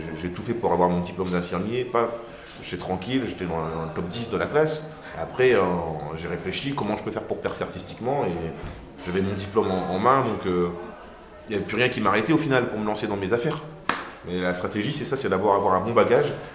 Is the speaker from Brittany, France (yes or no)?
no; Marly-Gomont, Hauts-de-France, France; je venais de Marly-Gaumont